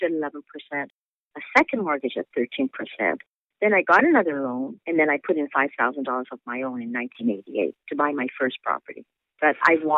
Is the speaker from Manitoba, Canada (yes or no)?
yes; Winnipeg, Manitoba, Canada; moved away; also born or lived in New York City; I'm originally from Winnipeg, Manitoba